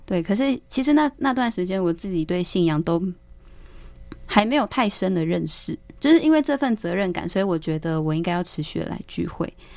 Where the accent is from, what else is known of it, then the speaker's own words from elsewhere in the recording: Wulai, New Taipei, Taiwan; 但是我确实是在乌来这个原乡长大